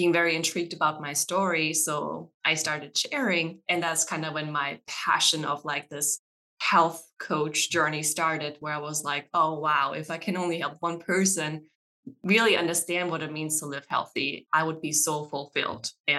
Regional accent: Germany; moved away as an adult; now in Frederick, United States; I'm actually from Germany and I kind of came here as an au pair

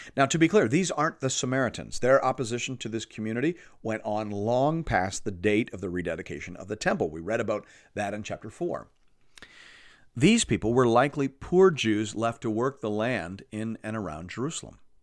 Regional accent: Canada; As a Canadian

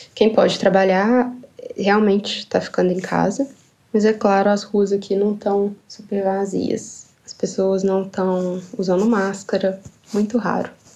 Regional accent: Ipatinga, Minas Gerais, Brazil; moved away as an adult; now in Sweden; Eu sou do interior de Minas, da cidade de Patinga. E atualmente eu moro na Suécia.

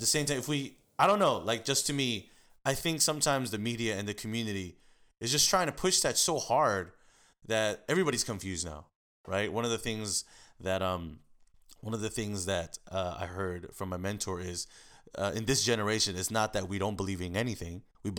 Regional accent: United States; And actually living in Koreatown, because that's my hometown. That's my backyard.

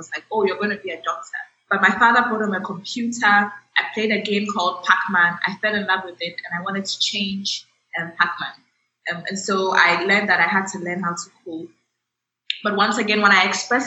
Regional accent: Accra, Greater Accra, Ghana; I grew up in Accra, Ghana, in West Africa.

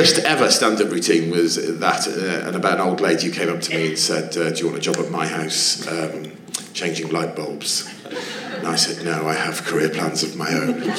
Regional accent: Wem, West Midlands, United Kingdom

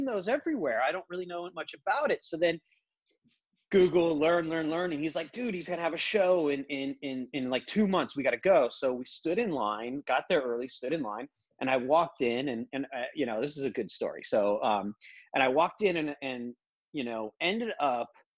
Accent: Los Angeles, California, United States; I'm born and raised in the Valley. I live in Sherman Oaks, borderline Encino

